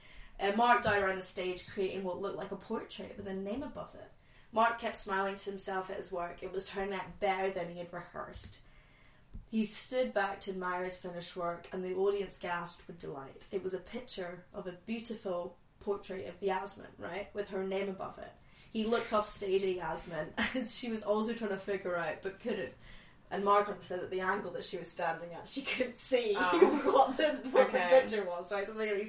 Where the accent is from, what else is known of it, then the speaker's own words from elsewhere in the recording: Scotland, United Kingdom; I've grown up in Scotland, but my parents are not Scottish.